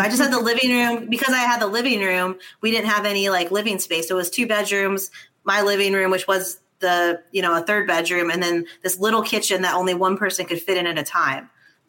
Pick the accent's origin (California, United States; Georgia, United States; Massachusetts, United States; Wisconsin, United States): California, United States; Los Angeles; also born or lived in New York; now in New Orleans, United States; Originally from Los Angeles.